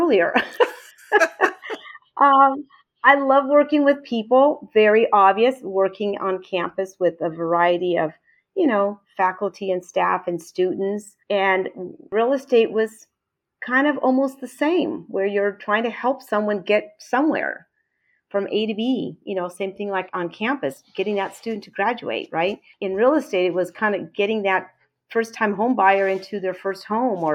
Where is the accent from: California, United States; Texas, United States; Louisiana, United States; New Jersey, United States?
California, United States; Huntington Beach; moved away; also born or lived in Costa Rica / Boise, Idaho / Chicago / Chesterton, Indiana; I'm from Costa Rica and I grew up in Huntington Beach